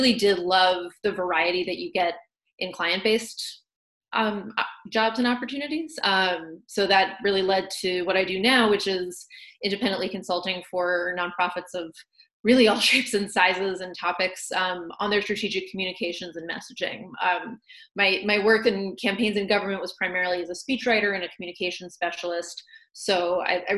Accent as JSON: {"language": "English", "region": "Virginia", "country": "United States", "tie": "born or raised there", "also_born_or_lived": "New England / Washington, District of Columbia, United States / Boston", "moved": "as an adult", "lives_now": "Illinois, United States", "said": "my home state of Virginia"}